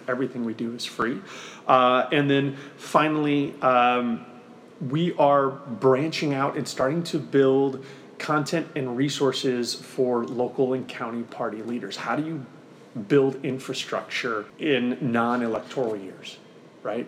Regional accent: Missouri, United States; Missouri, my, my home state

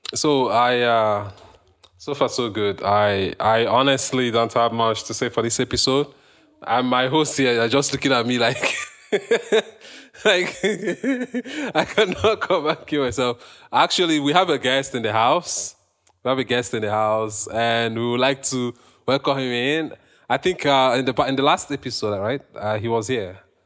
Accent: Nigeria; moved away as an adult; now in Canada; me as a Nigerian

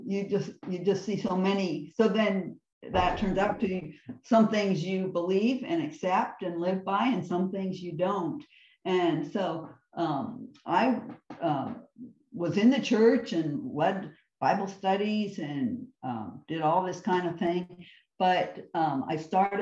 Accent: Mishawaka, Indiana, United States; Northern Indiana, Mishawaka

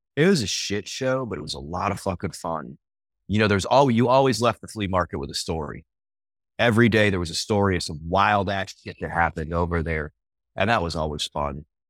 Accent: Fort Lauderdale, Florida, United States; also born or lived in North Carolina; now in Fall River, North Carolina, United States; I'm originally from South Florida, like the Fort Lauderdale area.

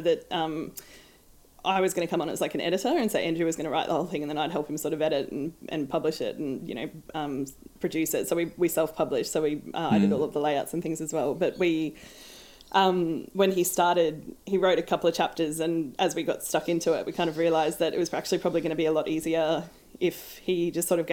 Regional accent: Australia; as an Australian

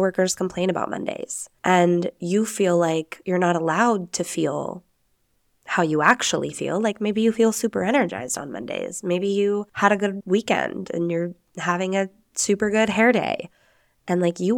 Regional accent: Spain; accent: Castilian; Oh yeah, you're going to hear my castellano accent as well when I say Spanish words, which you Americans know as a lisp. It's real Spanish, people.

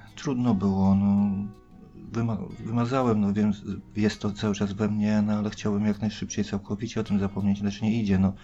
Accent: Bydgoszcz, Kuyavian-Pomeranian Voivodeship, Poland; ja pochodzę z Bydgoszczy, samej Bydgoszczy, województwo kujawsko-pomorskie.

